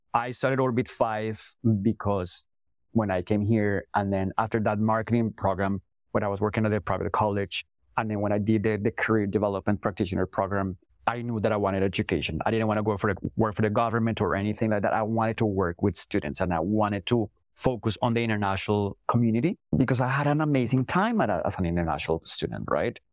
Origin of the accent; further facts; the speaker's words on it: Colombia; first language Spanish; English is a second language; moved away as an adult; also born or lived in England; now in Toronto, Canada; I'm Colombian born and raised